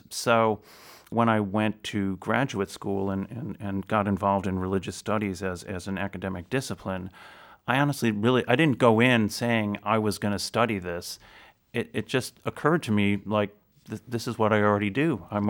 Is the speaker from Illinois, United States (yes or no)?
yes; Chicago, Illinois, United States; I grew up in the Chicago area, so I attended a lot of great concerts that way.